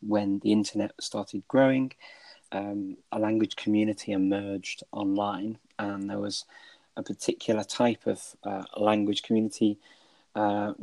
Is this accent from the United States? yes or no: no; United Kingdom; moved away as an adult; now in North Macedonia; I'm originally from the United Kingdom.